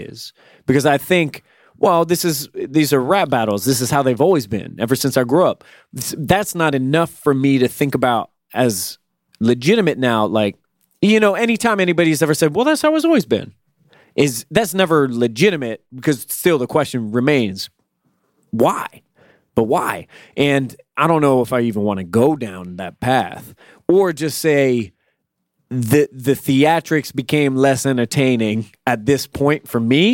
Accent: Virginia, United States; I'm from Virginia, where there ain't shit

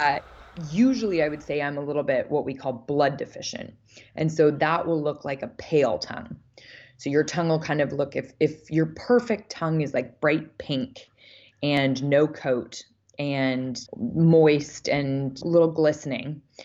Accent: Vancouver, British Columbia, Canada; I grew up in Vancouver, Canada

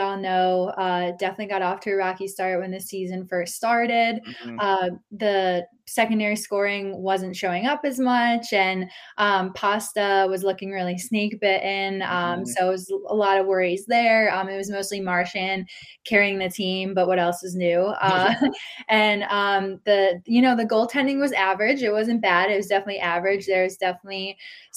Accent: Connecticut, United States; moved away; I'm kind of from the area. I'm from Connecticut

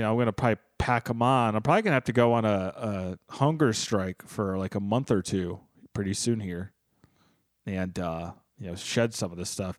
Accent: United States; I'm an American

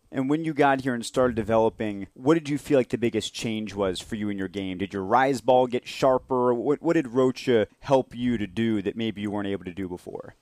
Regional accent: Marietta, Georgia, United States; We're both from Marietta, Georgia

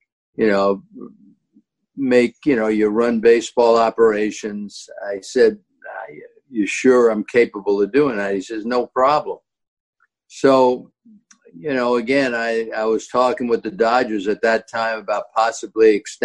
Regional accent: New York City, New York, United States; in my hometown to boot

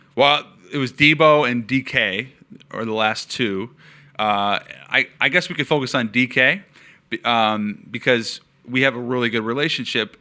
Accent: Seattle, Washington, United States; I'm from Seattle

